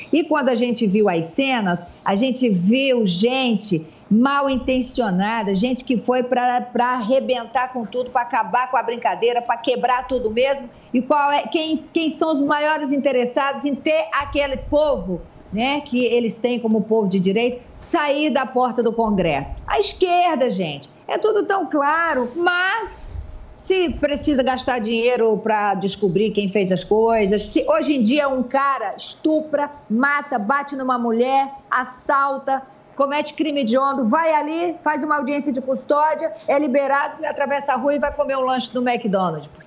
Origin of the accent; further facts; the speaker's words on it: Piauí, Brazil; also born or lived in Brasília; eu nasci em Brasília, fui para uma. Minha mãe é cearense que foi para a construção de Brasília e teve 13 filhos, tá? E é, ela me doou para uma família no sertão do Piauí.